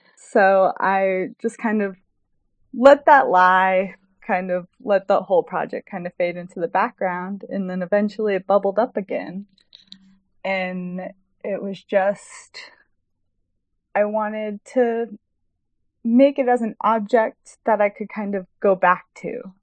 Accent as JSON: {"language": "English", "town": "Houston", "region": "Texas", "country": "United States", "tie": "born or raised there", "moved": "as an adult", "lives_now": "Chicago, United States", "said": "I live in Chicago, Illinois, but I grew up in Houston, Texas, and I moved to Chicago to attend the School of the Art Institute of Chicago in 2012 for my undergraduate"}